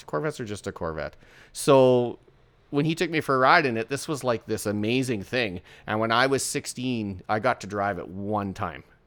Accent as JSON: {"language": "English", "town": "Port Alberni", "region": "British Columbia", "country": "Canada", "tie": "born or raised there", "moved": "yes", "lives_now": "Saskatchewan, Canada", "said": "I was born in a small town in British Columbia on Vancouver Island called Port Alberni"}